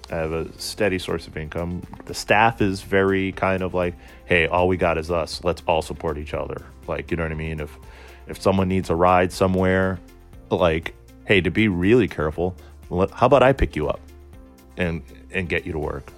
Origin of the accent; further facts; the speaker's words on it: Somerville, Massachusetts, United States; also born or lived in Cambridge, Massachusetts; I'm from Somerville, Massachusetts, uh, born in Cambridge, raised in Somerville.